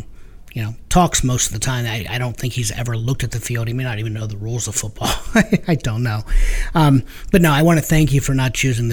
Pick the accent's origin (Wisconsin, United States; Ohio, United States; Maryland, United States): Ohio, United States; Stark County; We come from Stark County